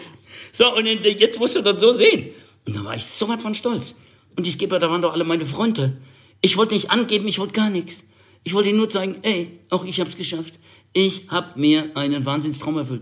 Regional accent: Germany; Bei uns in Deutschland

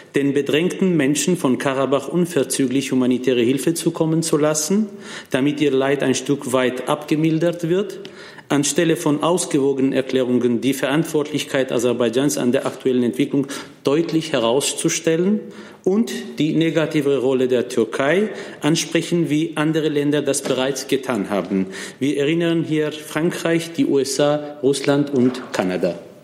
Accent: Armenia; als ein Armenier, der aus Armenien stammt

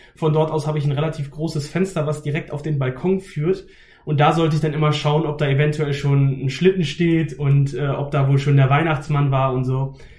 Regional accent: Haste, Lower Saxony, Germany; Ich komme aus der Nähe von Hannover, aus einem ganz kleinen Ort namens Haste

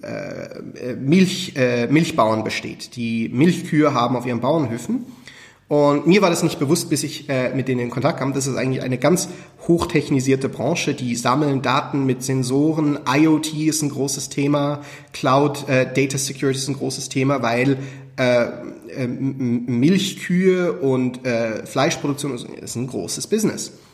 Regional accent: Switzerland; Schweizer und Schweizer Firma

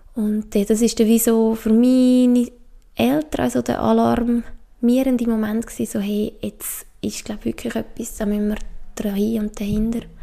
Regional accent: Obwalden, Switzerland; ich bin aufgewachsen im Kanton Obwalden, das ist im Herzen von der Schweiz

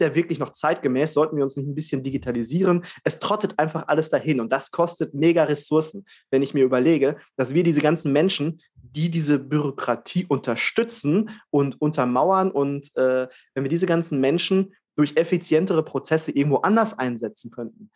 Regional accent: Germany; bei uns in Deutschland

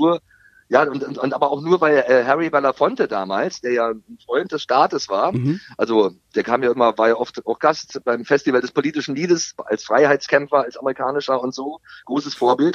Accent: East Germany, Germany; als Ossi

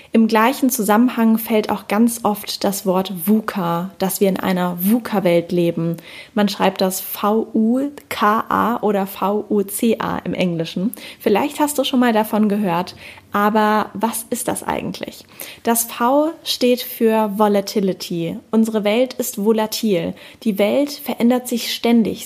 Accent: Germany; hier bei uns in Deutschland

